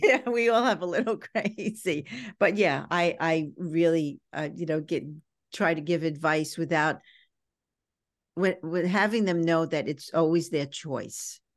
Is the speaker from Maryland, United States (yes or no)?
no; New York City, New York, United States; growing up in Brooklyn was a little tough